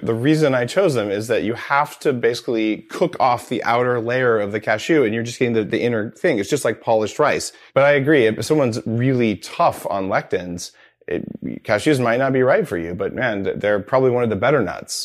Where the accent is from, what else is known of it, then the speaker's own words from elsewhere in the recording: New Mexico, United States; I grew up in New Mexico